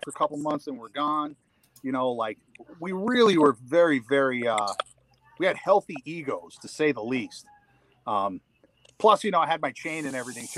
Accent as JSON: {"language": "English", "country": "Ireland", "said": "I'm Irish, so I can't talk about that."}